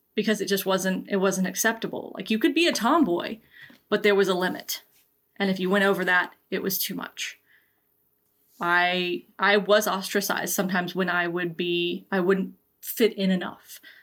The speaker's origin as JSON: {"language": "English", "region": "Georgia", "country": "United States", "tie": "born or raised there"}